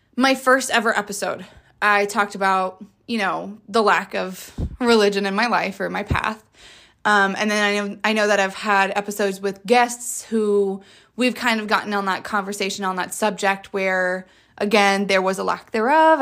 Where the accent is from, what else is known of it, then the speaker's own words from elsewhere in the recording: Jacksonville, Florida, United States; I am from Jacksonville, Florida